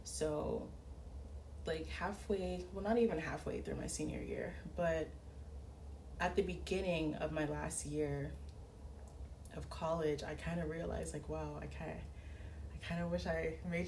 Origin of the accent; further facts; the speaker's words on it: Florida, United States; So that's why I consider myself Haitian American, because I was born here, but you know, both of my parents are so Haitian.